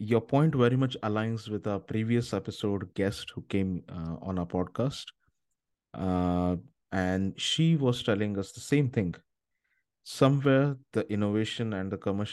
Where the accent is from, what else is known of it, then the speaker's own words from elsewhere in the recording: India; moved away; also born or lived in Europe; I come from India